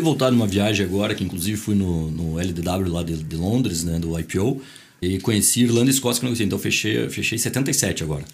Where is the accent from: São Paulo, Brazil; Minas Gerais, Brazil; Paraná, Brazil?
Paraná, Brazil; Curitiba; also born or lived in Boston, United States; Nasci em Curitiba, minha família inteira de Santa Catarina. É, estudei em colégio marista